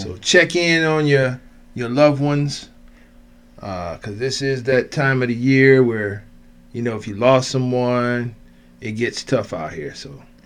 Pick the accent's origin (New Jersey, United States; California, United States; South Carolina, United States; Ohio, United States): Ohio, United States; Cleveland; This is where I grew up. I'm from Cleveland.